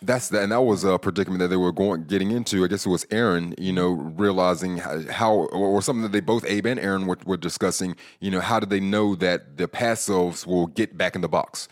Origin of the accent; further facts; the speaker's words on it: California, United States; I'm from California